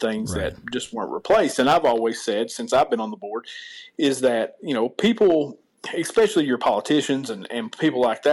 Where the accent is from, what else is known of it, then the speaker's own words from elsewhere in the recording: Martin County, Kentucky, United States; my hometown made me successful. The right. people of Martin County always did business with me